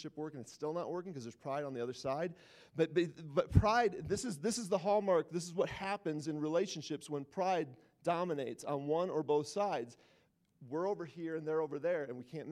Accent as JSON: {"language": "English", "region": "Wisconsin", "country": "United States", "moved": "yes", "said": "I'm from Wisconsin. Everybody played trump games. So, like, it's like what we do there"}